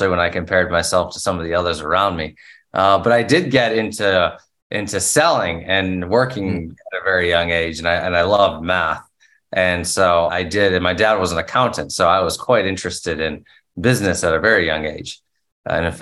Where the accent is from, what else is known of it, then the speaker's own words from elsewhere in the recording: South Carolina, United States; now in Knoxville, United States; I grew up in South Carolina